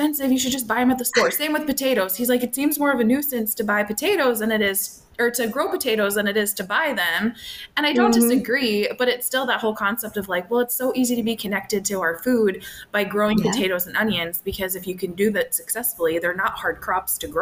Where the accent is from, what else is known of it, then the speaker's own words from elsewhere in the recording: Minnesota, United States; now in Illinois, United States; I grew up in Minnesota and then relocated to Illinois. And I've been here now for over 12 years.